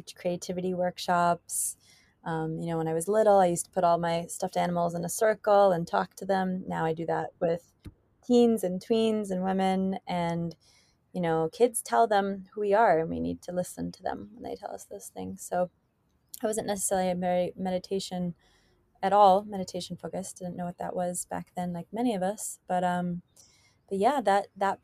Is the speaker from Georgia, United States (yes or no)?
no; Miami, Florida, United States; now in Hawaii, United States; when I was little, I grew up in Miami